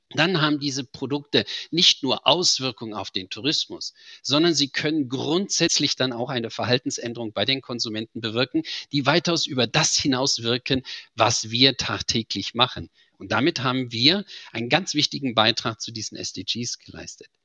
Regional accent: Germany; wie Sie hören, bin ich Deutscher

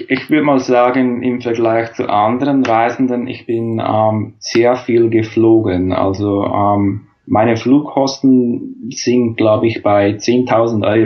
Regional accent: Switzerland; weil zum Beispiel in Australien kann ich als Schweizer kein Work and Travel Visum beantragen.

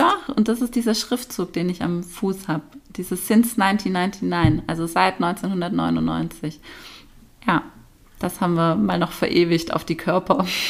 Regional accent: Nagold, Baden-Württemberg, Germany; das sind meine drei Jugendfreundinnen mhm. aus meiner Heimatstadt Nagold. Und wir haben uns in der Realschule kennengelernt

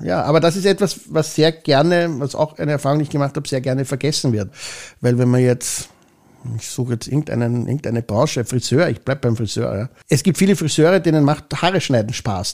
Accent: Vienna, Austria; ich bin in Hitzing aufgewachsen, ich bin hier geboren, ich bin hier zur Schule gegangen

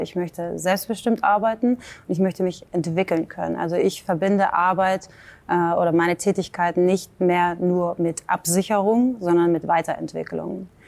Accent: Hamburg, Germany; moved away; also born or lived in New York / Ireland; ich bin aus Hamburg

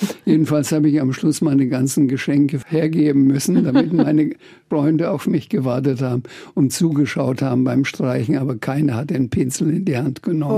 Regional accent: Franconia, Bavaria, Germany; also born or lived in Bamberg / Schweinfurt / Birkenfeld; dass ich Franke bin

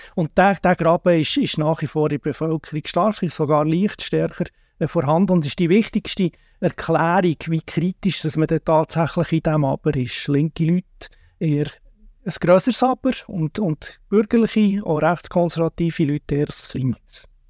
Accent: Switzerland; wir als Schweizer, Schweizerin

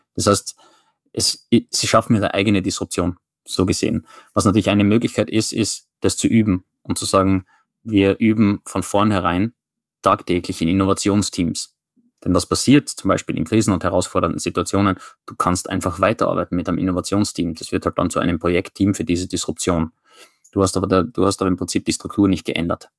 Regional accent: Styria, Austria; now in Oslo, Norway; ich identifiziere mich zuerst als jemand, der kommt aus der Steiermark

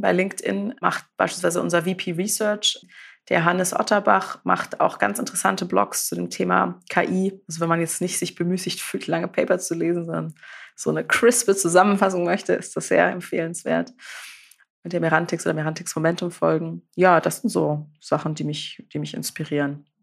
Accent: Karlsruhe, Baden-Württemberg, Germany; ich bin ja aus Karlsruhe

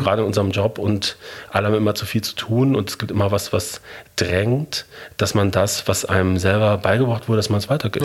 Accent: Bochum, North Rhine-Westphalia, Germany; moved away as an adult; also born or lived in Munich / Berlin / Hamburg; Ich bin in Bochum geboren und aufgewachsen

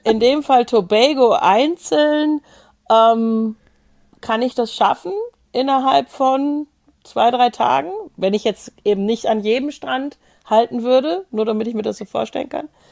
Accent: Germany; so als Deutsche

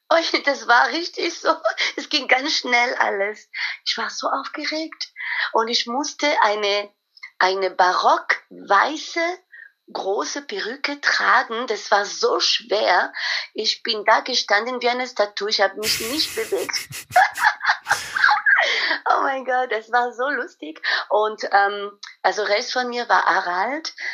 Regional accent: Paris, Île-de-France, France; German is a second language; ich bin mit der Schule aus Paris gekommen und äh, ich musste ein Praktikum im Ausland wählen. Und ich hatte äh, Stuttgart gewählt, um mein Deutsch zu verbessern.

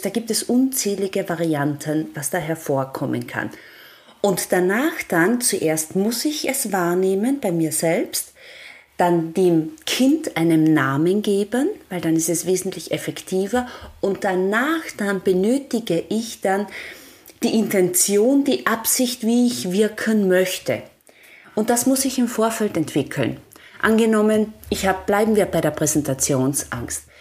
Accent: Austria; ich komme ja von einem Bergbauernhof in Österreich, so richtig von einem 1100 Meter Bergbauernhof

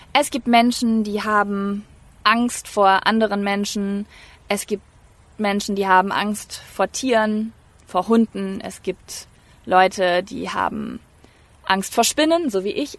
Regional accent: North Rhine-Westphalia, Germany; accent: East Westphalian; Ich komme nämlich aus Ostwestfalen, da sagt man 14. 14.

